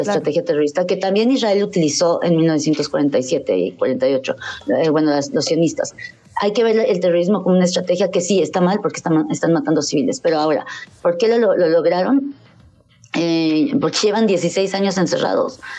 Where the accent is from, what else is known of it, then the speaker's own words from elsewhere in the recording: Mexico; como mexicanos cristianos, que aunque no practiquemos, pues bueno, nacimos cristianos